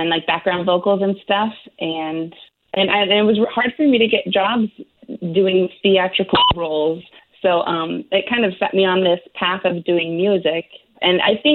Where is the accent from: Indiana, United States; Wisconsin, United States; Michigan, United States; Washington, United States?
Washington, United States; Seattle; I grew up right here in Seattle